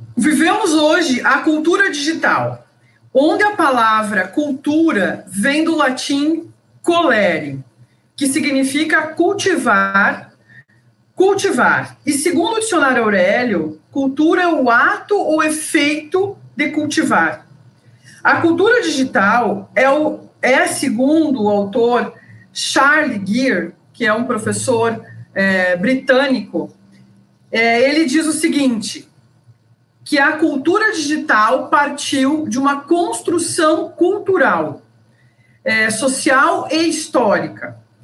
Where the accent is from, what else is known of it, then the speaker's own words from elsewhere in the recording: Passo Fundo, Rio Grande do Sul, Brazil; moved away as an adult; now in Cuiabá, Brazil; eu sou gaúcha, sou de Passo Fundo, sou egressa da Universidade de Passo Fundo